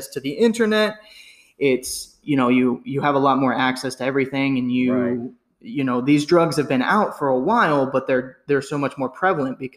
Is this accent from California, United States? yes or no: yes; Southern California, United States; we grew up in Southern California